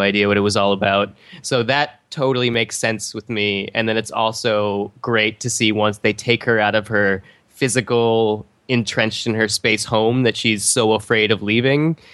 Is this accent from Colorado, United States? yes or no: yes; Colorado, United States; when I was growing up in Colorado